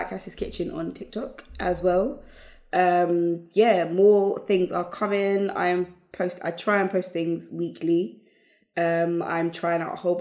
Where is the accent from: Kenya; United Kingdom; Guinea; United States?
United Kingdom; we are Black British.